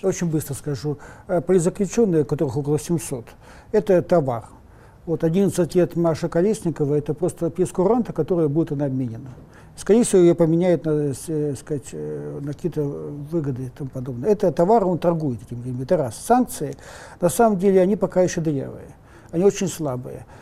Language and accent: Russian; Russia; Мы родились в России, тут тоже масса проблем. Но мы же не бежим отсюда